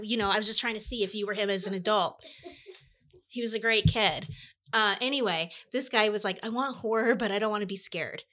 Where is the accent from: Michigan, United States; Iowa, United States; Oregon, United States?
Iowa, United States; I'm from Iowa